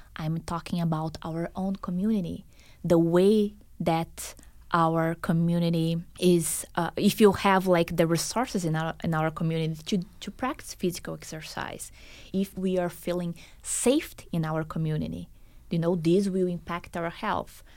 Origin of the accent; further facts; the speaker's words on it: Brazil; moved away as an adult; also born or lived in Boston, United States; now in Las Vegas, United States; Brazil is my home country